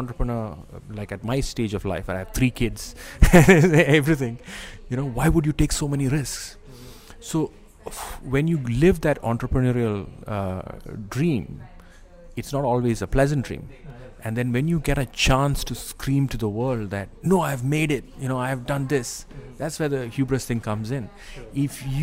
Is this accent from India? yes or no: yes; Kerala, India; also born or lived in Dubai, United Arab Emirates; now in Singapore; I am from Kerala